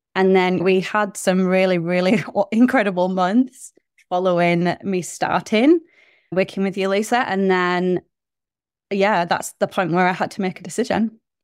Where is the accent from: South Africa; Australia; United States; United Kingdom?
United Kingdom; moved away as an adult; now in New Zealand; I am originally from the U K, as you can tell by my accent